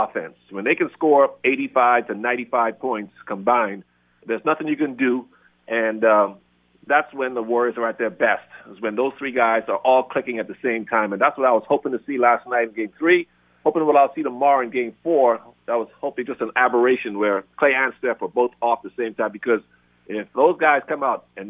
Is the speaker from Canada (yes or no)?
no; Bahamas; I'm from the Bahamas. I grew up in salt water